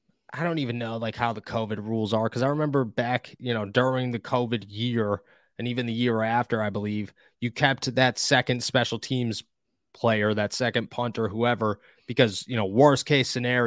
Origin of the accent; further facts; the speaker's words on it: Scranton, Pennsylvania, United States; I'm from Scranton, Pennsylvania. We don't talk properly.